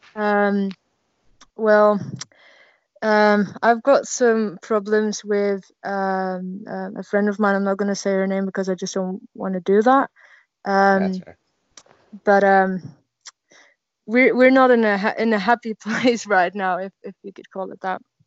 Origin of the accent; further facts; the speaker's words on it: Netherlands; I'm from the Netherlands